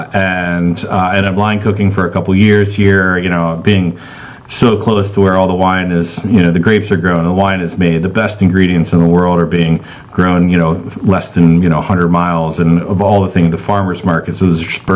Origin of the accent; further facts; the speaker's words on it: Cincinnati, Ohio, United States; moved away; also born or lived in Indiana; born and raised in Cincinnati